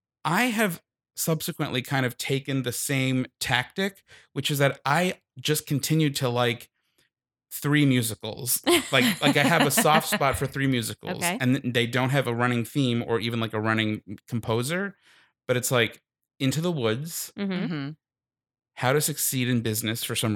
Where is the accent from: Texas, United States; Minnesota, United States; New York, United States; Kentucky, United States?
New York, United States; Long Island; I'm so from Long Island, so Jewish.